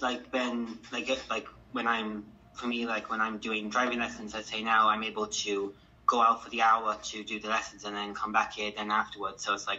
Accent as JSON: {"language": "English", "region": "County Kerry", "country": "Ireland", "also_born_or_lived": "Tralee", "said": "I'm from the Stowe town originally, but I was born here in Tralee, the Tralee General Hospital."}